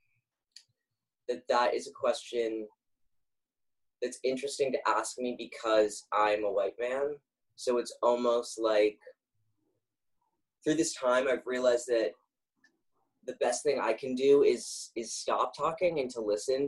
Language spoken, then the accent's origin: English; Los Angeles, California, United States; now in New York City, United States; I'm from Los Angeles, though, originally